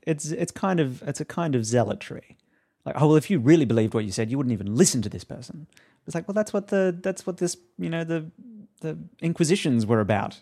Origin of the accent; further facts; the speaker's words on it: Australia; now in United States; I wasn't even living in America at that point. I'm Australian